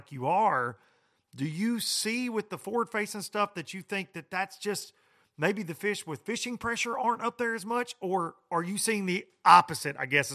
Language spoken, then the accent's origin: English; United States; growing up on the Tennessee River